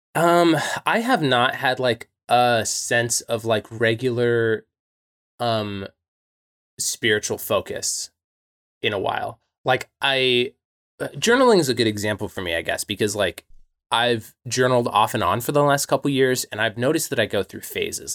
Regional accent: United States; growing up in American Christianity

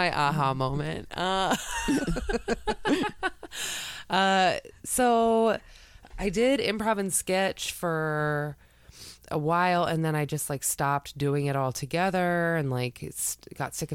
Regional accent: south of Boston, Massachusetts, United States; moved away as an adult; also born or lived in Chicago; I'm from Massachusetts. I grew up south of Boston, and then I moved to Chicago when I was 21

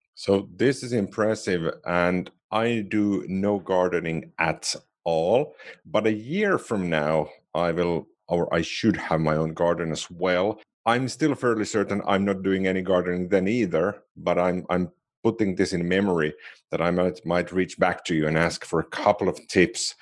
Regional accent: Finland; first language Finnish; English is a second language; I do know Finnish, which is my native language.

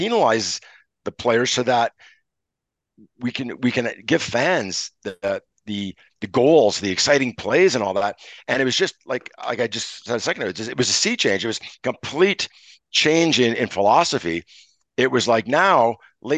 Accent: Montreal, Quebec, Canada; I'm from Montreal

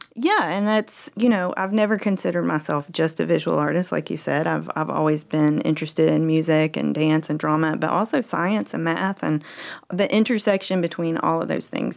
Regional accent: Greenville, South Carolina, United States; moved away as an adult; now in Fort Mill, United States; I'm a Greenville, Greenville native.

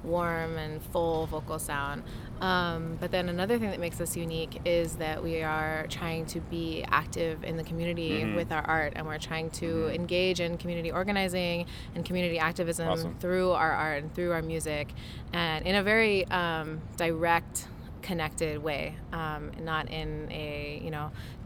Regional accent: Los Angeles, California, United States; born and raised in Los Angeles.

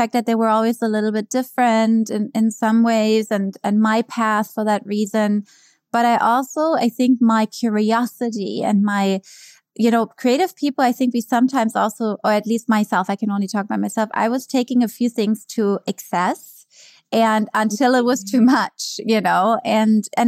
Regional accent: Germany; English is a second language; moved away as an adult; also born or lived in New York; now in United States; growing up in Germany

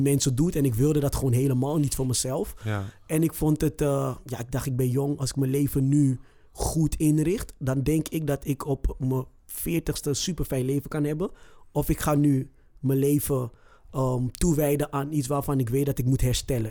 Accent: Amsterdam, North Holland, Netherlands; Ik kom zelf uit Zuidoost

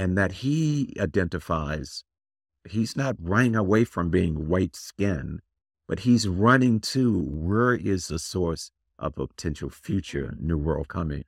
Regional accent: Tallahassee, Florida, United States; moved away; also born or lived in Washington, D.C.; people I grew up with in Tallahassee, Florida.

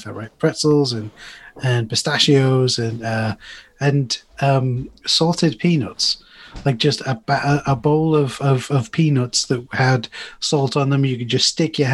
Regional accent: United Kingdom; this is a hometown in the UK

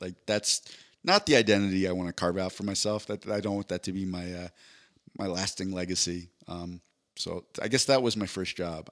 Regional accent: East Coast, United States; I'm from the East Coast

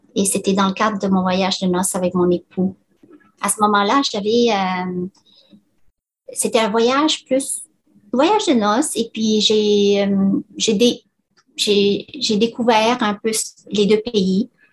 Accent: Laos; moved away; mes parents et ainsi que moi et mes, frères et sœurs sont nés au Laos

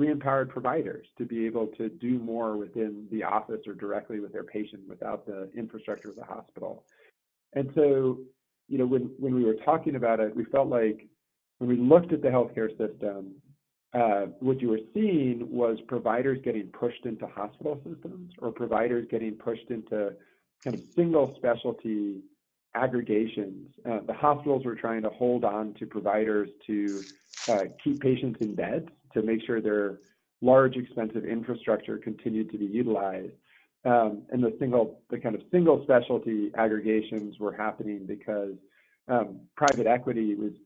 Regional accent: North Carolina, United States; born or raised there; also born or lived in Johannesburg, South Africa

